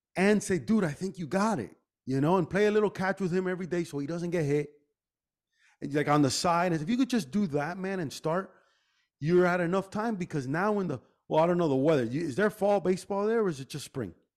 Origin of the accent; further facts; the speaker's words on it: Miami, Florida, United States; we grew up here in Miami